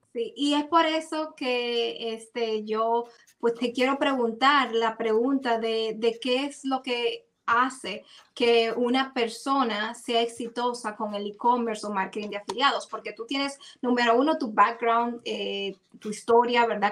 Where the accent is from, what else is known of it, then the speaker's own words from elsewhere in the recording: Dominican Republic; como en buen dominicano